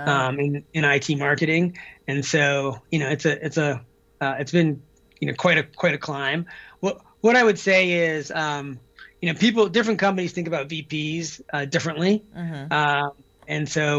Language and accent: English; Deer Isle, Maine, United States; moved away; I grew up in Maine, off the coast of Maine, on a little island called Deer Isle.